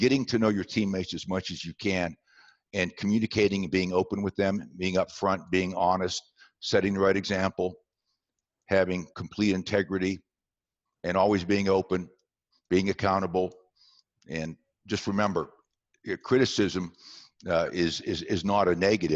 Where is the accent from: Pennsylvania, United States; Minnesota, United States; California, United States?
Pennsylvania, United States; southwestern; moved away; also born or lived in West Virginia; I was born in West Virginia and raised in southwestern Pennsylvania. I was raised in a small coal mining town